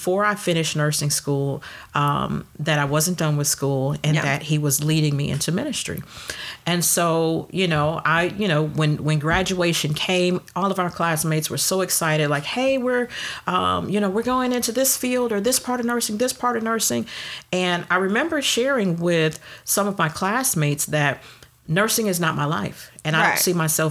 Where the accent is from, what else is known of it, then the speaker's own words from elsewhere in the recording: Detroit, Michigan, United States; I was born and raised in Detroit. Mm-hmm. Shout out to the D. Born and raised in Detroit, and I lived in Detroit for 25 years